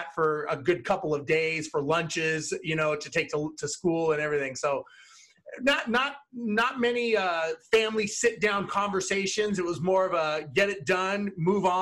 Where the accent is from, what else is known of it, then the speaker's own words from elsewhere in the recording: Los Angeles, California, United States; I was born and raised in Los Angeles